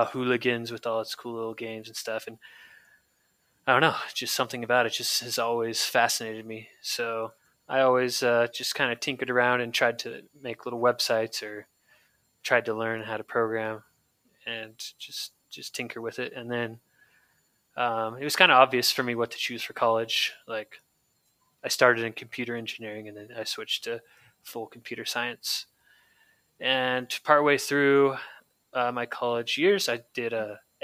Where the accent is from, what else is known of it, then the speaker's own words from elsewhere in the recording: San Francisco Bay Area, California, United States; So I grew up in the Bay Area, San Francisco Bay Area in California